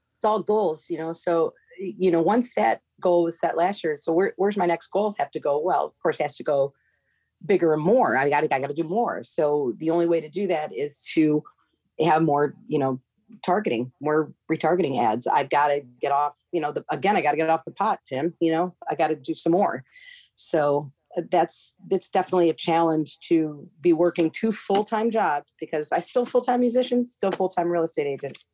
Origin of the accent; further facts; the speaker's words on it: Seneca Falls, New York, United States; now in Cape Coral, United States; where I grew up in upstate New York, my hometown, Seneca Falls